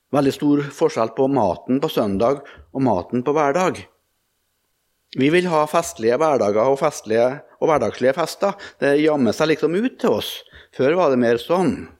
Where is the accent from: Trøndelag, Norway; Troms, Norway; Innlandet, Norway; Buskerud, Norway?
Trøndelag, Norway; Melhus; hjemme i Trøndelag og i Melhus og på Rødde, der jeg vokste opp